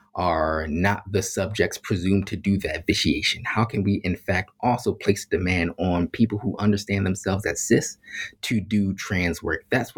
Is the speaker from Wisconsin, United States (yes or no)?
no; Philadelphia, Pennsylvania, United States; So I grew up in Philadelphia around a whole bunch of Black folks